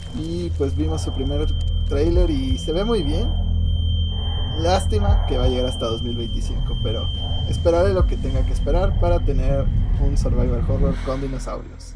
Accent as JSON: {"language": "Spanish", "country": "Mexico", "said": "somos mexicanos"}